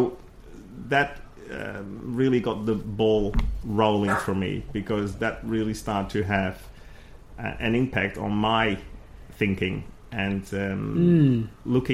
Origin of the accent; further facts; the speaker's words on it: Netherlands; moved away; I came from the Netherlands, in a quite a safe environment on a farm, you know, with other farms around you, and so a small community